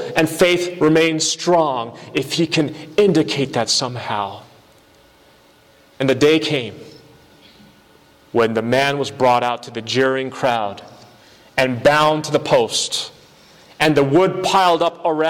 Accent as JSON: {"language": "English", "country": "United States", "tie": "born or raised there", "said": "I was born in this country. I'm an American citizen."}